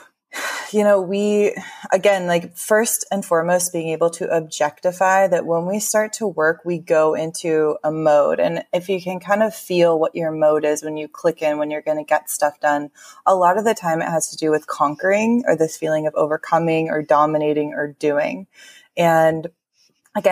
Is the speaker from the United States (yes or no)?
yes; California, United States; I grew up in California, I've very much been steeped in this culture since I was born